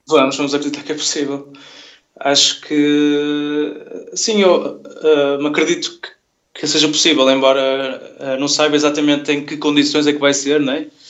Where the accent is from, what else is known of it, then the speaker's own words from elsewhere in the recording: Vila Nova de Gaia, Norte, Portugal; moved away as an adult; now in Porto, Portugal; eu nasci em Gaia